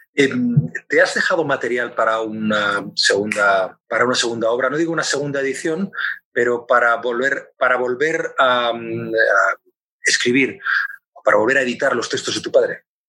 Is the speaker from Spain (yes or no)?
yes; Spain; Como tantos españoles, yo soy uno más